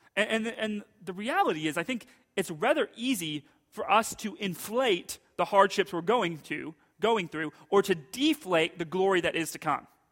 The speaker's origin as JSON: {"language": "English", "country": "United States", "said": "as American Christians"}